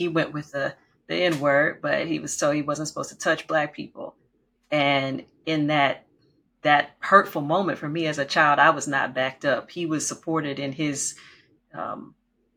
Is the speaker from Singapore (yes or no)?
no; Oakdale, Louisiana, United States; I grew up in the Deep South, we like to say, in Oakdale, Louisiana